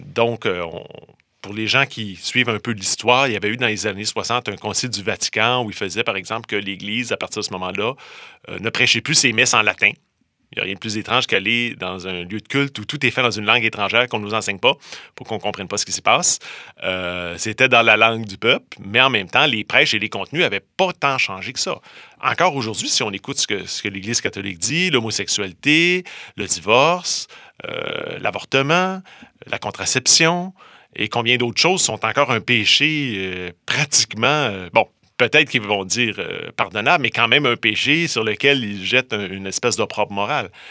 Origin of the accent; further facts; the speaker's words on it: Quebec, Canada; j'ai grandi dans une ville euh, moins grosse que Montréal